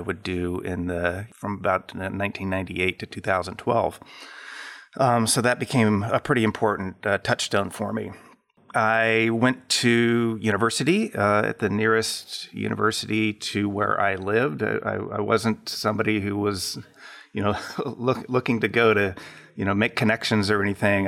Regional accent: McCall, Idaho, United States; also born or lived in Southern California / Apple Valley, California; When I was, uh, just about five years old, we moved to, uh, a very small town in central Idaho called McCall

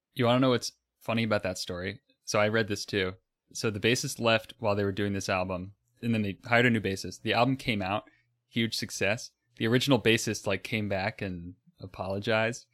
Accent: Florida, United States; I'm from Florida

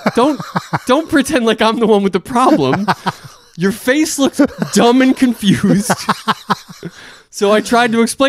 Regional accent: United States; I'm just being an American.

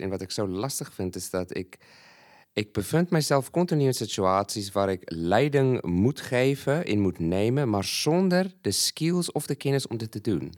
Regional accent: Malawi; moved away as an adult; now in Netherlands; ik ben een Zuid-Afrikaan, maar ik ben in Malawi geboren en opgegroeid

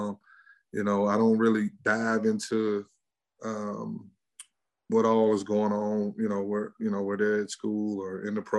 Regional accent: Mississippi, United States; We're from Mississippi.

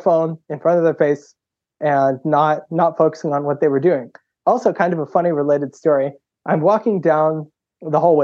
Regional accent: Boston, Massachusetts, United States; I grew up in Boston and then just went to public school

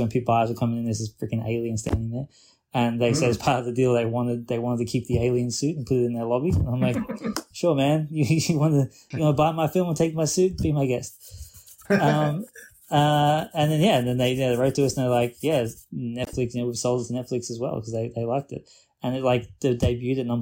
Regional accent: Australia; an Australian

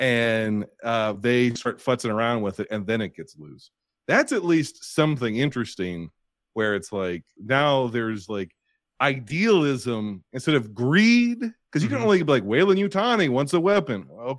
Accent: United States; I'm American.

